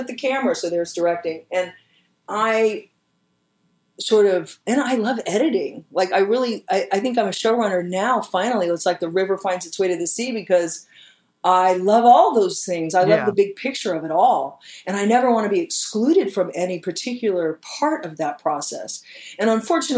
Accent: Austin, Texas, United States; I am from Austin. I went to the University of Texas at Austin.

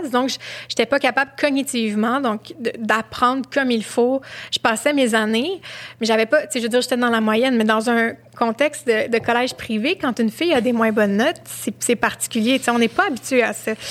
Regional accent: Montreal, Quebec, Canada; c'est mon quartier de jeunesse, j'ai grandi à Huntsic.

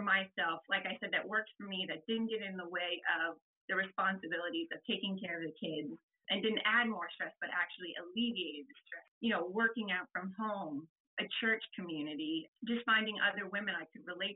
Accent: Columbus, Ohio, United States; I'm from Columbus, Ohio.

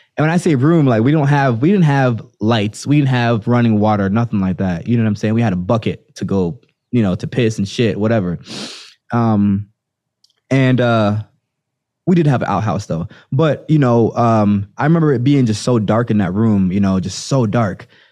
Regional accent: Jamaica; also born or lived in Florida; now in United States; growing up in Jamaica

